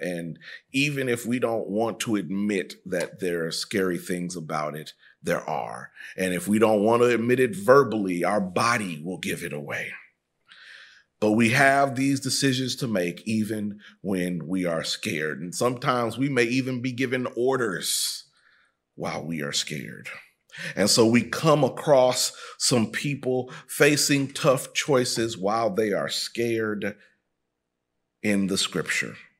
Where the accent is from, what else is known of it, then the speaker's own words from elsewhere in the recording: Midwest, United States; moved away as an adult; also born or lived in Texas; I was raised in the Midwest.